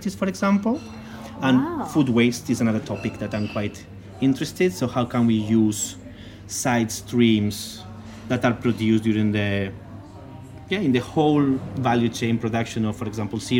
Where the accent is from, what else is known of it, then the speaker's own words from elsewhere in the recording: Muro, Valencian Community, Spain; moved away as an adult; also born or lived in Australia / Netherlands; now in Stockholm, Sweden; I'm originally from Spain, specifically from a small village in Alicante in the East Coast called Muro. I'm very proud of that little village where I'm from.